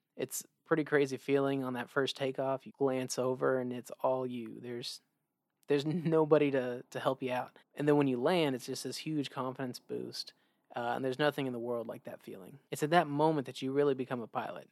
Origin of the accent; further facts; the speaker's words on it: Oklahoma, United States; also born or lived in Maryland; I claim Oklahoma as my home state, but I was actually born in Maryland